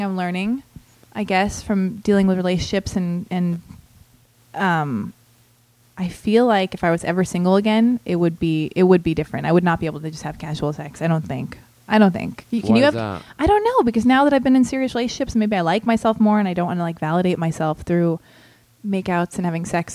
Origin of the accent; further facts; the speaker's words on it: Los Angeles, California, United States; I was born and raised in Los Angeles